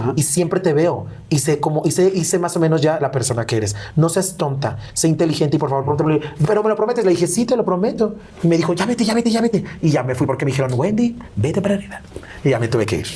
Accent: León, Guanajuato, Mexico; Me gusta estar más en León, en la ciudad de donde yo soy

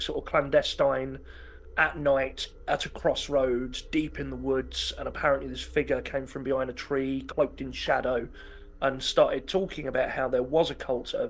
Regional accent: Hertfordshire, East of England, United Kingdom; I remember growing up in Hertfordshire

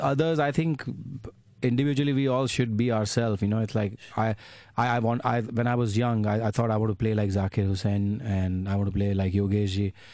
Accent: Ahmedabad, Gujarat, India; moved away as an adult; I'm from Ahmedabad.

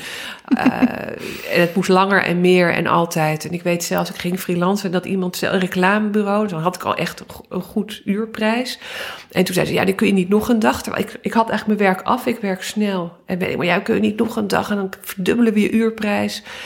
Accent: Amsterdam, North Holland, Netherlands; ik ben opgegroeid in Amsterdam

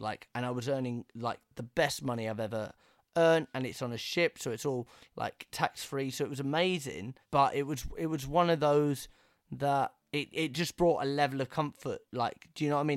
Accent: England, United Kingdom; growing up in England

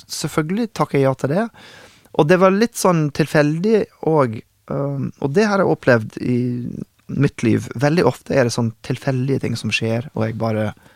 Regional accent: Oklahoma City, Oklahoma, United States; first language English; Norwegian is a second language; moved away as an adult; also born or lived in Oslo, Norway; now in Norway; da jeg vokste opp i Oklahoma

